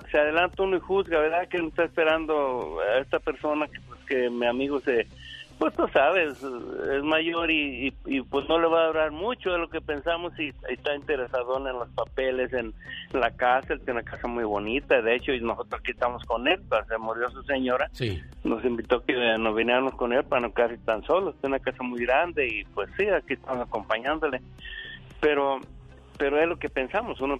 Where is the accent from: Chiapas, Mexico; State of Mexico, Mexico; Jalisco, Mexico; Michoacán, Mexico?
Michoacán, Mexico; now in San Bernardino, United States; Yo soy también de Michoacán, mi paisano.